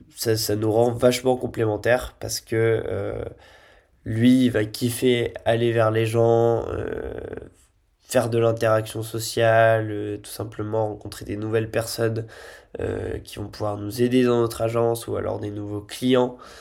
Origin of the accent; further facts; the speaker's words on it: Lille, Hauts-de-France, France; moved away as an adult; also born or lived in Nice; je suis lillois de base